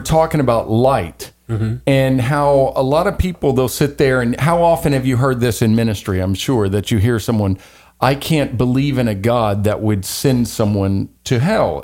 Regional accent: Louisiana, United States; I'm from Louisiana

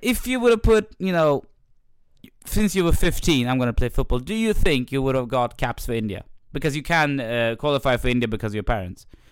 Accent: Sweden; when I went to Pakistani parties in Sweden when I was younger

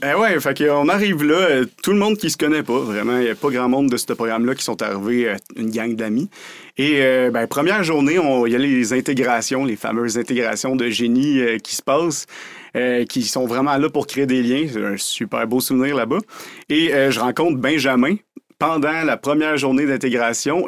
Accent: Drummondville, Quebec, Canada; also born or lived in Montreal / Sherbrooke; je suis né à Montréal, mais on va dire un gars de Drummondville, en fait. J'ai vécu ma vie à Drummondville

